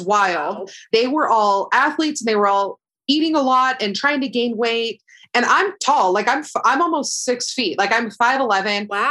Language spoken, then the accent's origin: English; Florida, United States; moved away as an adult; now in Hoboken, United States; I like grew up most of my life in Florida